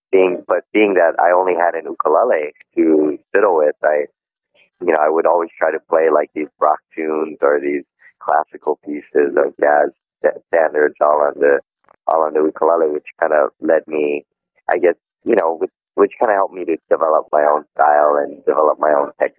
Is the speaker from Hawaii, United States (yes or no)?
yes; Honolulu, Hawaii, United States; I was born and raised right here in Honolulu, Hawaii. And, growing up, I was I was always surrounded by traditional Hawaiian music